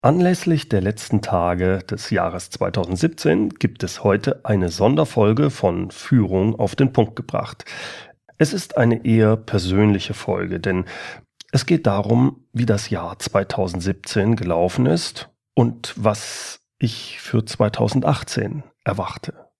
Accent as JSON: {"language": "German", "country": "Germany", "said": "hier bei uns in Deutschland"}